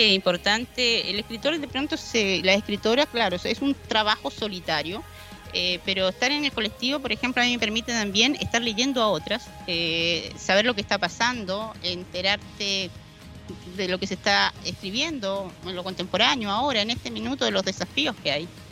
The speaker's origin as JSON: {"language": "Spanish", "country": "Argentina", "tie": "born or raised there", "also_born_or_lived": "Talcahuano, Chile", "moved": "as an adult", "said": "viví en Argentina desde los 10 hasta los 24 años"}